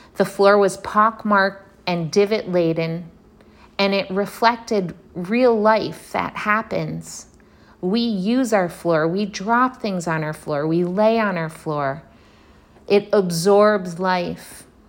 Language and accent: English; Detroit, Michigan, United States; now in Brooklyn, New York, United States; I was born and raised in Detroit, or suburban Detroit